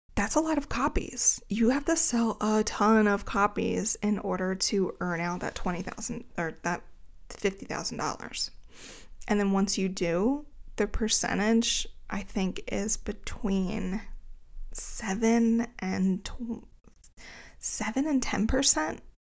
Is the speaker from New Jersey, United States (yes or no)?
yes; greater Philadelphia area, New Jersey, United States; I'm from the greater Philadelphia area. Um, but since I was from New Jersey, my license was in New Jersey